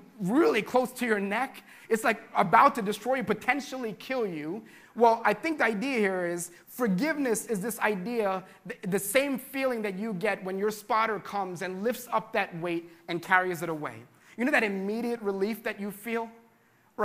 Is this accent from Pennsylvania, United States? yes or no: yes; Philadelphia, Pennsylvania, United States; we're from Philadelphia